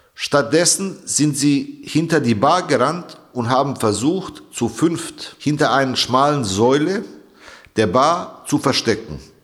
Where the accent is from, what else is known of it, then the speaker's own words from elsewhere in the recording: Bavaria, Germany; now in Hesse, Germany; Als jemand, der im Freistaat Bayern geboren und groß geworden ist